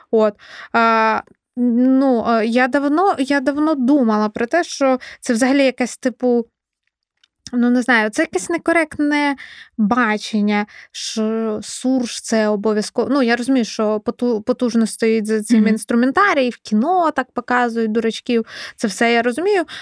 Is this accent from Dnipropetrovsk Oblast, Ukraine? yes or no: no; Kyiv Oblast, Ukraine; Е, так, я з Київщини, е, я вчилась в українській школі. На Київщині ми говорили на суржі.